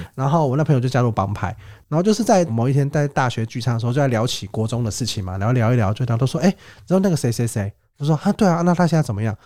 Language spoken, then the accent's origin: Chinese; southern Taiwan, Taiwan; 我们那种是南部的比较传统的葬礼嘛，对。因为小时候在南部